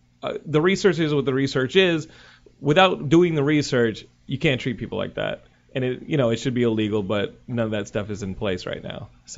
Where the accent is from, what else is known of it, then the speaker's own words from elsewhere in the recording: Texas, United States; now in California, United States; I'm from Texas